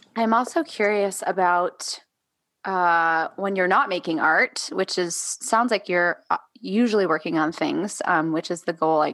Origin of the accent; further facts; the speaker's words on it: New York, United States; moved away; also born or lived in North Carolina; I grew up in New York